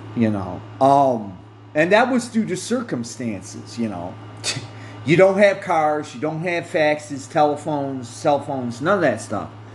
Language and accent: English; United States; I'm an American citizen by birth